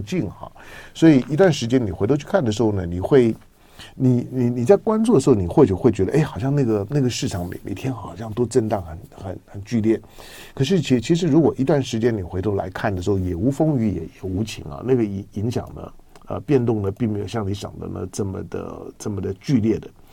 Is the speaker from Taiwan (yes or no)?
yes; Taiwan; 我从台湾来